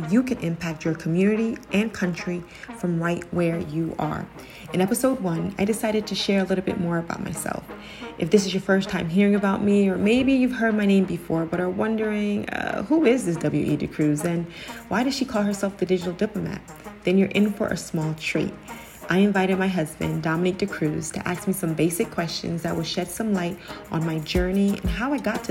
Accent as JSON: {"language": "English", "region": "New Jersey", "country": "United States", "also_born_or_lived": "Ghana", "said": "I'm from Jersey. I'm a Jersey girl through and through."}